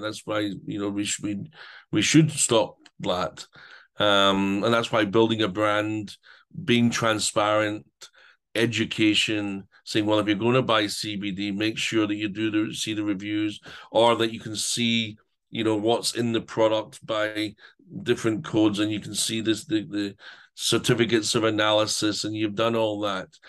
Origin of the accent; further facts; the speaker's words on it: Scotland, United Kingdom; now in Ukraine; being Scottish